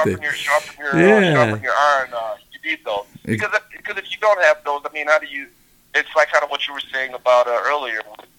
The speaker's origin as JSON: {"language": "English", "region": "Southern United States", "country": "United States", "said": "You know, I'm from the South. So that was a big thing, rims and speakers."}